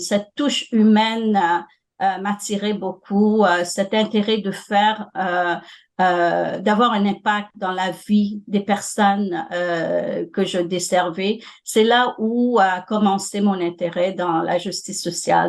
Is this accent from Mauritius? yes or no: yes; Mauritius; moved away as an adult; also born or lived in Ontario, Canada; now in Toronto, Canada; J'ai fait mes études secondaires à l'île Maurice. J'ai grandi là